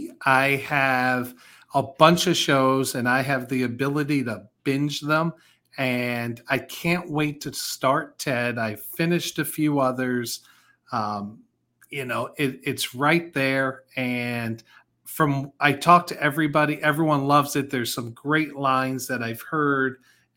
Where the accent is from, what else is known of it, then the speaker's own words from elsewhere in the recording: Northeast, United States; moved away; growing up in the Northeast.